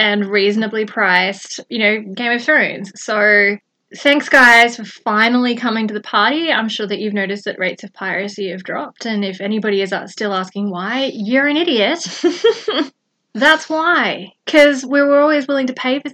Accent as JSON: {"language": "English", "country": "Australia", "said": "I'm Australian"}